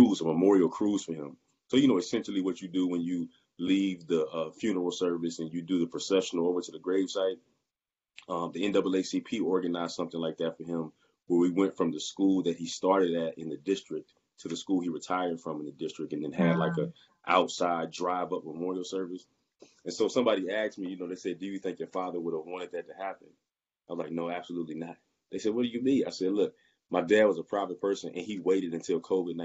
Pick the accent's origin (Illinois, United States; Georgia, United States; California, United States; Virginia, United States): Virginia, United States; Roanoke; also born or lived in Richmond, Virginia; I'm from Roanoke, Virginia, but I was in Richmond, right? I went to Virginia Union in 2006, and I stayed in the Richmond area until 2017